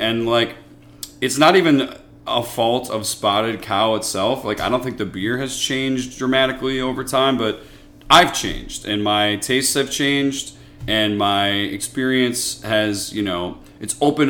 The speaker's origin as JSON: {"language": "English", "town": "Chicago", "region": "Illinois", "country": "United States", "tie": "born or raised there", "said": "I grew up in Chicago. I love it here."}